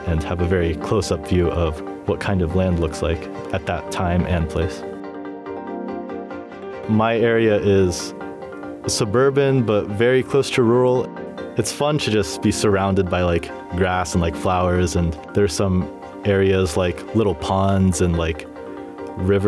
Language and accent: English; Brazil; moved away; I grew up in Brazil